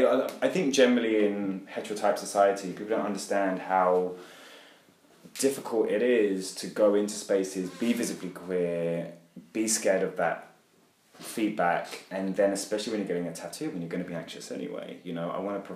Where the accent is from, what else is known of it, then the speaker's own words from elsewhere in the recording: England, United Kingdom; But, obviously, I'm English, so I always have a place for tea.